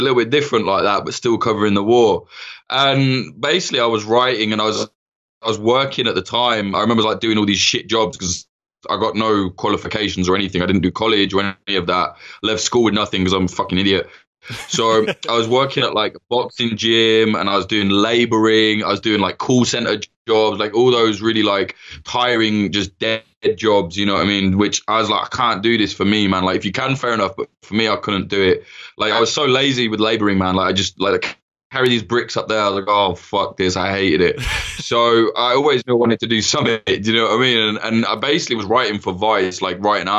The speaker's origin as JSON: {"language": "English", "region": "Midlands", "country": "United Kingdom", "moved": "as an adult", "said": "I'm from some shithole in the Midlands where it's just dead."}